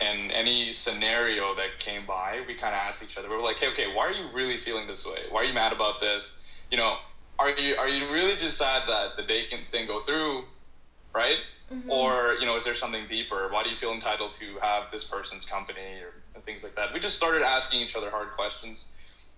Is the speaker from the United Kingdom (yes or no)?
no; Canada; growing up in Canada